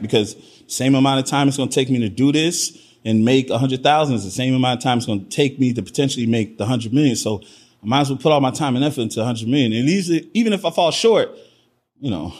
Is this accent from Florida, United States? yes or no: yes; Miami, Florida, United States; also born or lived in New Orleans / Trinidad (ancestry); I was born in New Orleans, but I grew up in Miami, Florida.